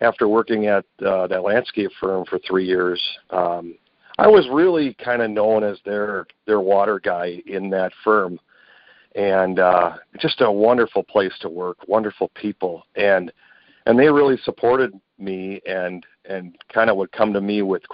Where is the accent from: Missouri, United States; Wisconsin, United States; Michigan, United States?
Wisconsin, United States; Milwaukee; I grew up in Milwaukee